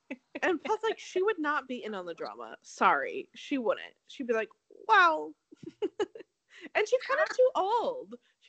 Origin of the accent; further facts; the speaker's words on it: Connecticut, United States; I'm from Connecticut, but I have this accent.